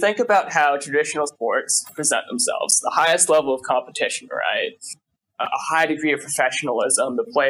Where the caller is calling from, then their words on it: Washington, District of Columbia, United States; I'm calling from American University in Washington, D.C.